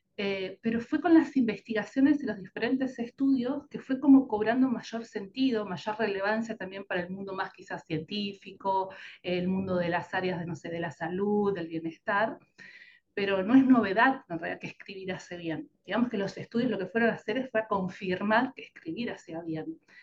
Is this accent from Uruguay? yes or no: yes; Uruguay; moved away as an adult; now in Argentina; soy uruguaya, pero vivo en Argentina ya hace la mitad de mi vida, siempre bromeo con esto de que soy como un café con leche, mitad y mitad, la mitad de mi vida viví en Uruguay y la otra mitad en Argentina